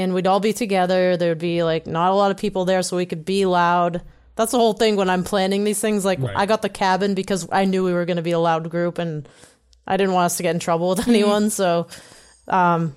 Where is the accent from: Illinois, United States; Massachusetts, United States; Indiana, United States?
Massachusetts, United States; Boston; I'm fucking from Boston